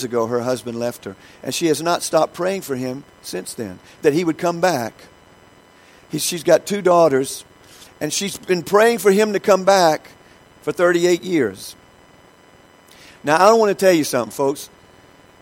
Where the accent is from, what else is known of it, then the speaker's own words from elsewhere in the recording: United States; I'm from the United States